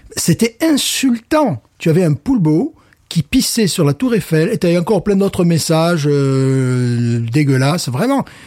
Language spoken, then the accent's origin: French; France; now in Louisiana, United States; je suis français